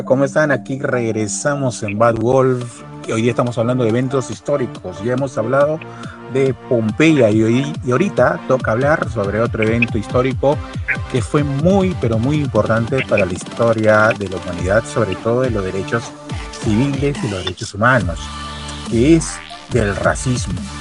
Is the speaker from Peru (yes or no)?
yes; Peru